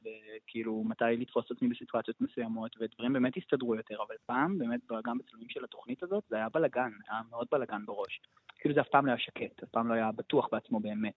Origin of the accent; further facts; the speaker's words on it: Tel Aviv, Tel Aviv District, Israel; moved away as an adult; now in Jerusalem, Israel; כשהייתי ילד מתבגר והייתי בתל אביב